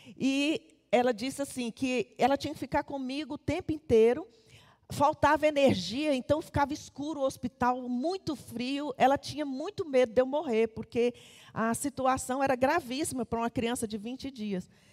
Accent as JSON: {"language": "Portuguese", "town": "Taguatinga", "region": "Federal District", "country": "Brazil", "tie": "born or raised there", "said": "Eu nasci em Taguatinga"}